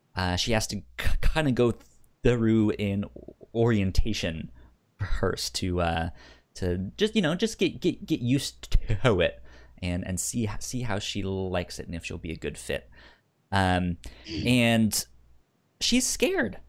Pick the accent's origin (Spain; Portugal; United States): United States; Northern Virginia; I grew up in Northern Virginia